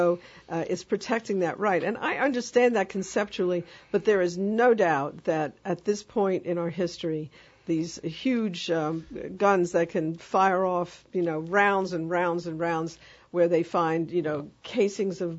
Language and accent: English; New York, United States; moved away; I grew up in New York.